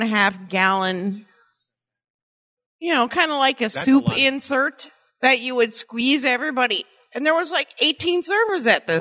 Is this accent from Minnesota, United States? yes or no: yes; Minnesota, United States; I'm from Minnesota.